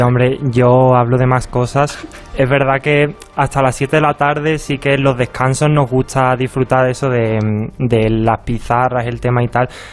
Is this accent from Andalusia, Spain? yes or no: yes; Algeciras, Andalusia, Spain; moved away as an adult; also born or lived in Seville; now in Valencia, Spain; también soy de Andalucía, soy de Algeciras, de Cádiz